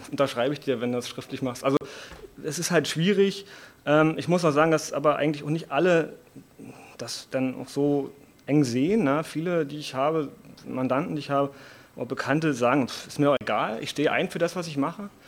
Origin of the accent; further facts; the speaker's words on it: Potsdam, Brandenburg, Germany; Ich bin aus Potsdam, bin eher aus dem Einzugsbereich Potsdam und Berlin